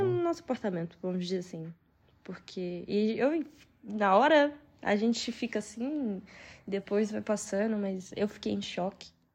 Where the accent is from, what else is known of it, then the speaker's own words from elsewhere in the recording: São Paulo, Brazil; moved away as an adult; now in Queluz, Portugal; A gente é de São Paulo